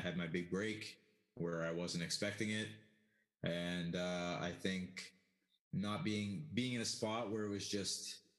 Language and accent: English; Toronto, Ontario, Canada; also born or lived in Ottawa; now in Yukon, Canada; I'm originally from Toronto. I've lived all over Canada, but from Ottawa, I ended up moving back to Toronto, going to school. You know, life took me to the Yukon. I've been here for 12 plus years now.